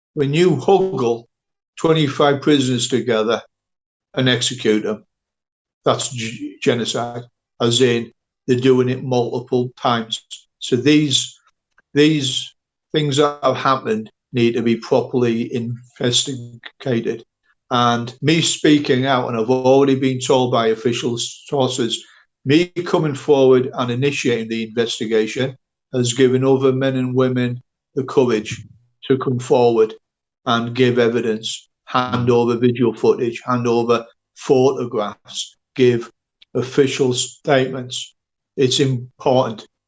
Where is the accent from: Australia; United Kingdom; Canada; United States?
United Kingdom; I'm a British national